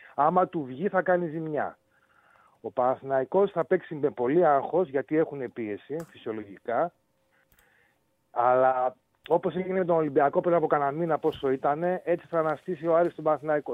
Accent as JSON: {"language": "Greek", "town": "Thessaloniki", "region": "Central Macedonia", "country": "Greece", "tie": "born or raised there", "said": "μεγαλώσαμε στη Θεσσαλονίκη όλοι"}